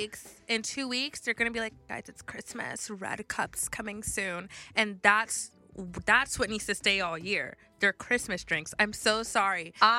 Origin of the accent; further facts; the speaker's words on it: Florida, United States; moved away; I'm from Florida originally